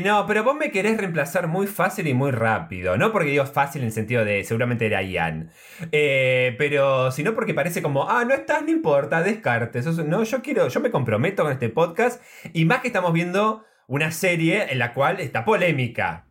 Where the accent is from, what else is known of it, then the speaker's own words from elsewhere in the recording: Trenque Lauquen, Buenos Aires Province, Argentina; moved away; Trenquelauquen, que es donde yo nací y que tengo un montón de familia